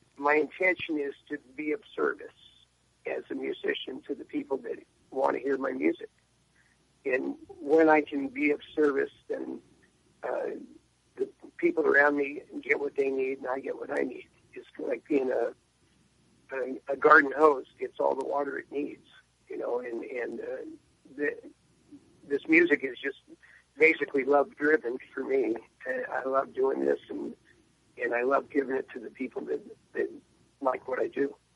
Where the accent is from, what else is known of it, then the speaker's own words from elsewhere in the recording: San Diego, California, United States; moved away as an adult; now in Franklin, United States; I grew up in San Diego. I've been there since 1956, and uh, uh, my dad was in the Navy when we moved there